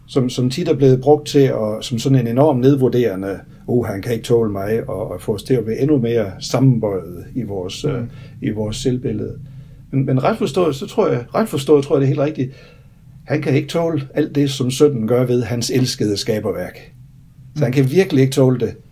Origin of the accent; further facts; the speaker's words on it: Denmark; moved away; da jeg var spejder hjemme i Grænsted for mange år siden